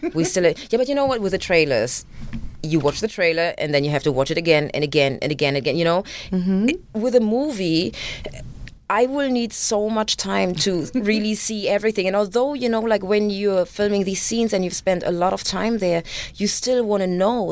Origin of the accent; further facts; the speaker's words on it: Germany; English is a second language; moved away; also born or lived in Uganda; me being raised in Germany